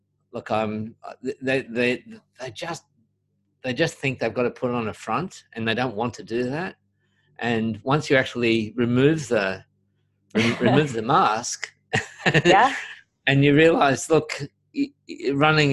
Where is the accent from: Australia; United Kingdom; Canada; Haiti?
Australia; Sydney, New South Wales; I'm from Sydney, Australia.